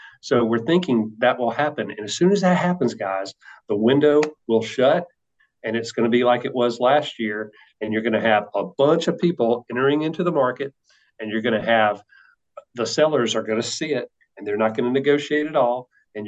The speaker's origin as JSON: {"language": "English", "region": "the South", "country": "United States", "said": "Yeah. I love barbecue. I am from the South. Mm-hmm. So I love barbecue."}